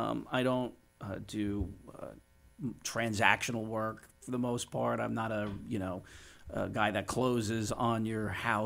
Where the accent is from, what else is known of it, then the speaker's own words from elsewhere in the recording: River Edge, New Jersey, United States; I grew up in River Edge, New Jersey, in Bergen County.